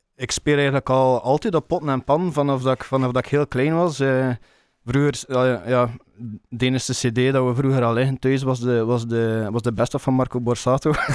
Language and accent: Dutch; Bruges, Flanders, Belgium; Ik ben van Brugge, of oorspronkelijk van Brugge